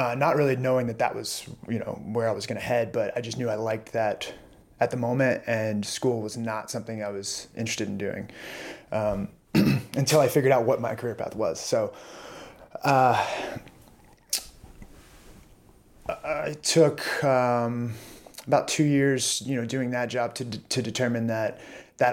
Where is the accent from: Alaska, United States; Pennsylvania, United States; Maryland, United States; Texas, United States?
Texas, United States; Orange; also born or lived in Tyler, Texas; now in Austin, United States; My parents moved to a smaller town called Orange, Texas, on the Gulf Coast near Louisiana. I guess I was four or so. And so I kind of lived there all my life.